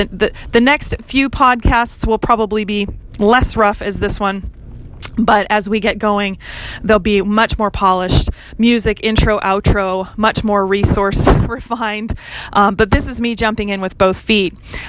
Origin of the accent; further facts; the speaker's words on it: Hawaii, United States; I grew up in Hawaii learning how to navigate the absolute rat's nest of a maze of permitting and development